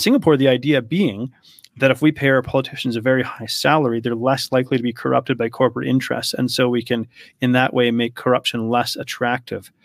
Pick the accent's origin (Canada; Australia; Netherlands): Canada; also born or lived in Poland; I grew up in Canada